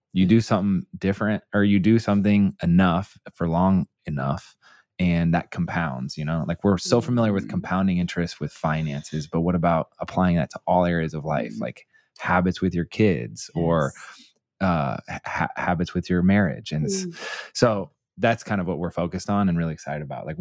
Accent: Indianapolis, Indiana, United States; I grew up in Indianapolis

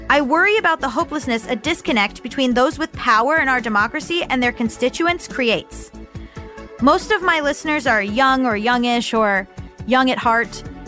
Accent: Florida, United States; moved away; I'm from Florida

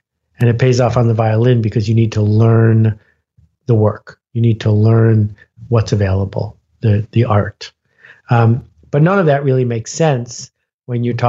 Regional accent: Buffalo, New York, United States; also born or lived in Algonquin Park, Ontario; I grew up in Buffalo, New York

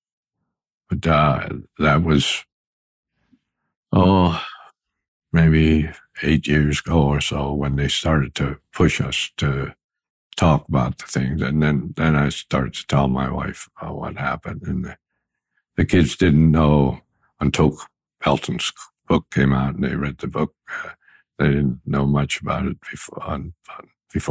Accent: Pennsylvania, United States; Bath, Pennsylvania, which is 25 miles away from my hometown

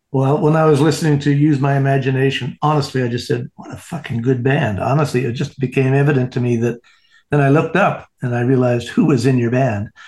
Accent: Canada; now in Indiana, United States; I am a Canadian

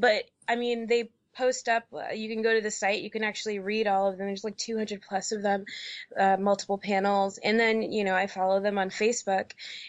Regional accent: New York City, New York, United States; also born or lived in Georgia; now in Portland, United States; I grew up in New York City, so I had a lot more resources there. And then when I moved to Georgia, I had some more resources there.

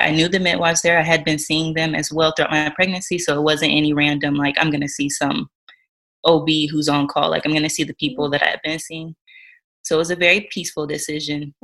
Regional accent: Georgia, United States; moved away as an adult; now in North Dakota, United States; we live in North Dakota, but we're originally from Georgia

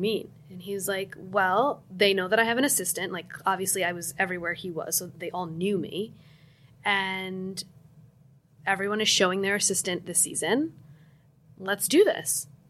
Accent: New Jersey, United States; I'm from New Jersey

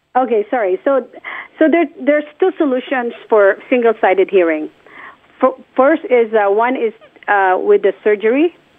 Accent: Philippines; born or raised there; moved away

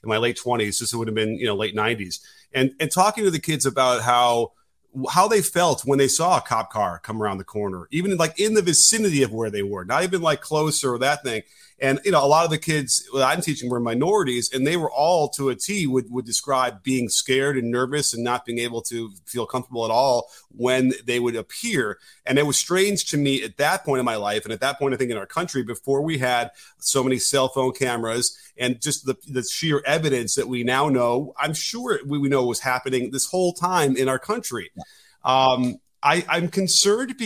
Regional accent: Chicago, Illinois, United States; And I grew up in Chicago in the city

